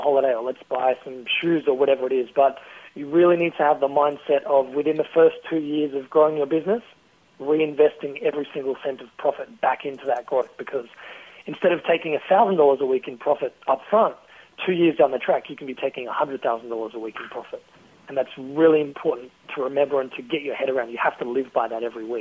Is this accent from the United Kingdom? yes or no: no; Australia; accent: Aussie; my Aussie accent